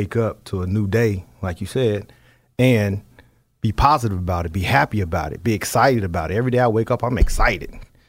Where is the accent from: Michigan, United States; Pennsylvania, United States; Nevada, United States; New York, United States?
Nevada, United States; Las Vegas; I'm from Vegas, you know. We do some things a little different down there on the West Coast in that city.